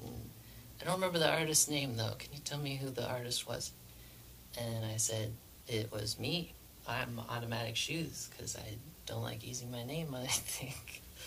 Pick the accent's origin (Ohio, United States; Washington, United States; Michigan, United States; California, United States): Washington, United States; Spokane; I am a musician from Spokane, Washington